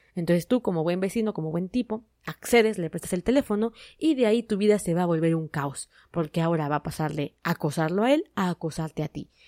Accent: Mexico; mi país

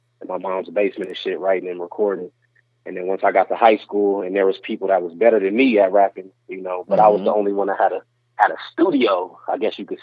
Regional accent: Denver, Colorado, United States; also born or lived in North Dakota; we moved to Denver when I was like 1 year old, so I'd have been here. So I just say I'm from here

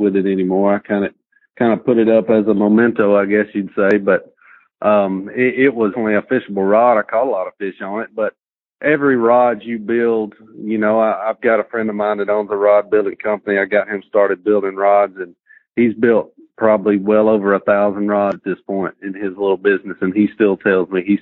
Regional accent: Lincoln County, Tennessee, United States; I'm from Lincoln County, Tennessee.

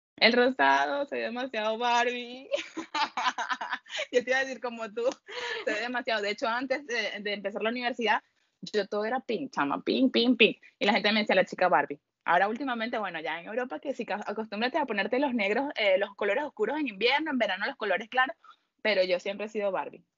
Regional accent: Venezuela; moved away as an adult; also born or lived in Peru; now in Spain; como todos los venezolanos que no hemos ido. Me fui primero a Perú

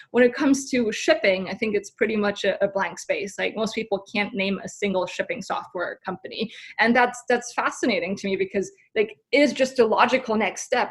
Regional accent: Germany; moved away as an adult; now in San Francisco, United States; So I'm originally from Germany, came over to San Francisco roughly six, seven years ago.

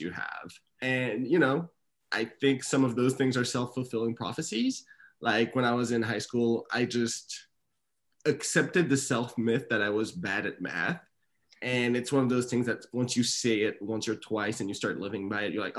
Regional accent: Canada; moved away; also born or lived in Austin, Texas; I grew up in Canada.

